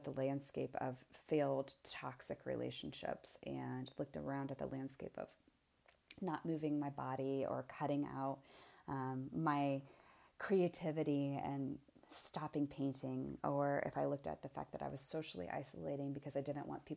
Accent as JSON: {"language": "English", "region": "Indiana", "country": "United States", "tie": "born or raised there", "said": "my background is, I was raised in Indiana."}